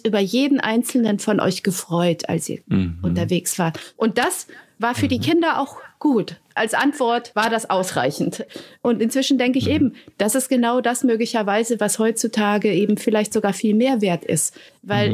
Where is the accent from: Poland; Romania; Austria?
Romania; now in Germany; Rumänien das gemacht, wo ich herkomme